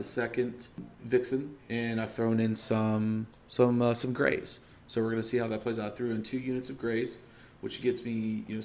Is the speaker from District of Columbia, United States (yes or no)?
yes; Washington, District of Columbia, United States; you went to my hometown